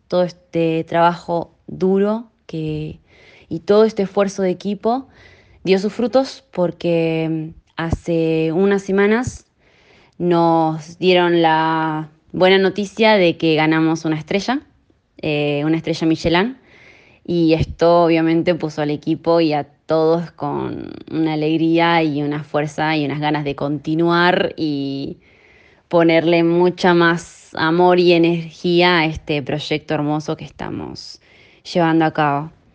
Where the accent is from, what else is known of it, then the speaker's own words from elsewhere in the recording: San Carlos de Bariloche, Río Negro, Argentina; moved away as an adult; also born or lived in Comodoro Rivadavia / Buenos Aires / Menton, France; now in Monaco; Soy argentina, nací en Comodoro Rivadavia y crecí en Bariloche.